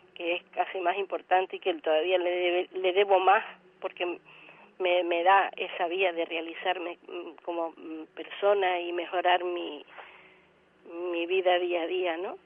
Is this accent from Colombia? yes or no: no; Canary Islands, Spain; siendo como somos Canarias